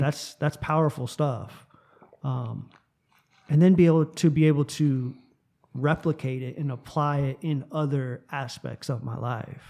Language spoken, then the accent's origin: English; South Florida, United States; moved away as an adult; I grew up in South Florida